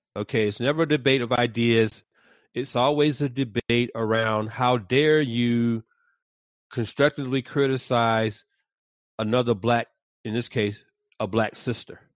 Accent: Atlanta, Georgia, United States; moved away; born and raised in the ATL

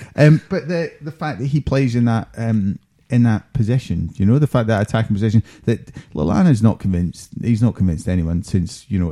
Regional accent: Scotland, United Kingdom; as a Scotsman

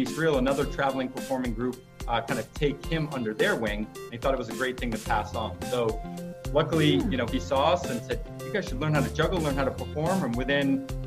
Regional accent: Buckfield, Maine, United States; also born or lived in Rochester, New York; I grew up in Buckfield, Maine, which some of you may know is the juggling capital of the world.

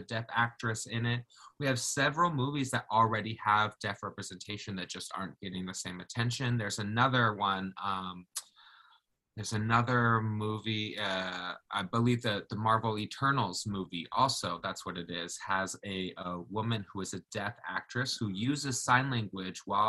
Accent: Jamaica; now in Oregon, United States; I was born in Jamaica.

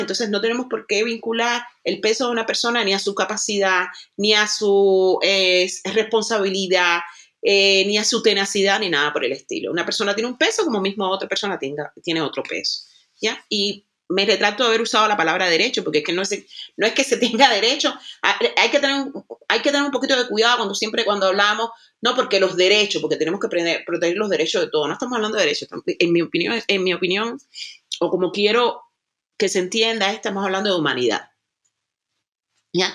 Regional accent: Cuba; now in Germany; una cubana que vive en el territorio que se, que se le conoce como Europa, específicamente en Alemania.

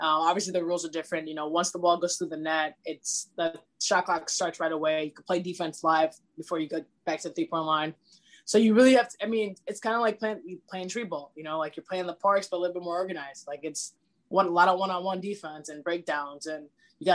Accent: Lincolnwood, Illinois, United States; I'm from a small town, Lincolnwood, Illinois

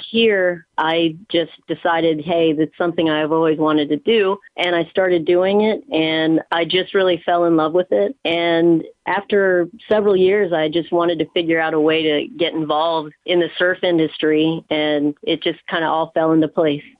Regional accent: Mid-Atlantic, United States; moved away as an adult; now in California, United States; I grew up on the East Coast, actually, like in the mid Atlantic, Pennsylvania, Maryland, Delaware area

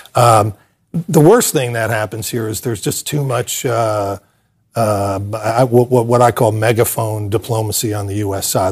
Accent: United States; I am a patriotic American

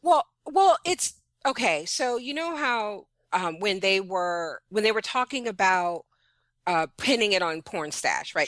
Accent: New York City, New York, United States; I'm Panamanian, and I grew up in Brooklyn, New York

